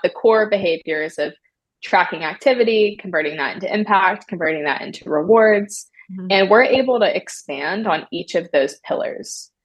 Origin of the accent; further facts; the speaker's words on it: Maryland, United States; moved away as an adult; now in California, United States; I'm originally from Maryland. I grew up in a small town